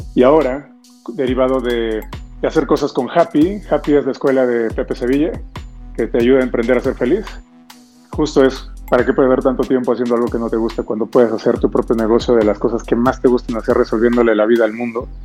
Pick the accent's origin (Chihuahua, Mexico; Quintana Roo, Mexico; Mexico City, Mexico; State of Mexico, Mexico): Mexico City, Mexico; also born or lived in Lima, Peru; yo llevo viviendo en México, yo nací aquí, pero yo viví toda mi niñez en Lima y hasta los nueve años llegué a la Ciudad de México.